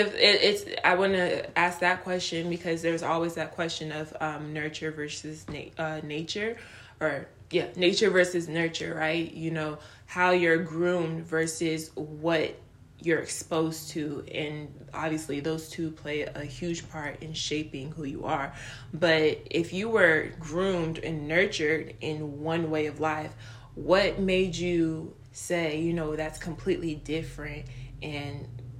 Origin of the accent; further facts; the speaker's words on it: Nigeria; born there; We both are Nigerian. I was born in Nigeria.